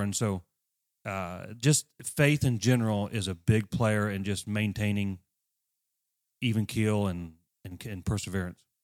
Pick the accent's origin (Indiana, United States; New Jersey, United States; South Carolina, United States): Indiana, United States; Greentown; I grew up at Green Town. My dad and mom farmed